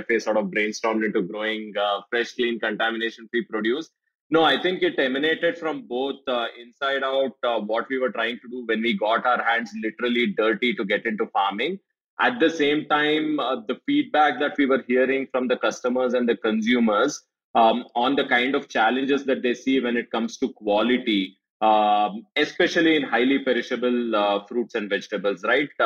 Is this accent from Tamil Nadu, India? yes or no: no; Bangalore, Karnataka, India; born and brought up in Bangalore